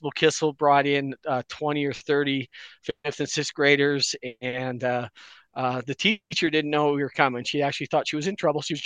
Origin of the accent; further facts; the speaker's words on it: Butte, Montana, United States; moved away as an adult; I'm a Butte guy. I grew up in Butte, but the day after I graduated from college, I took one of those corporate careers and spent almost 30 years outside of Butte.